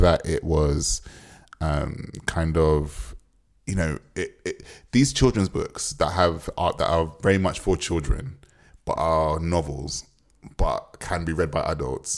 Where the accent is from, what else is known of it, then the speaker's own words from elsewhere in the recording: Jamaica; as a Jamaican